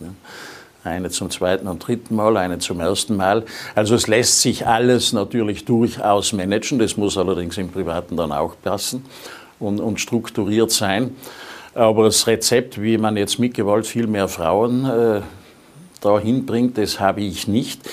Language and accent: German; Sölden, Tyrol, Austria; in meiner Heimatgemeinde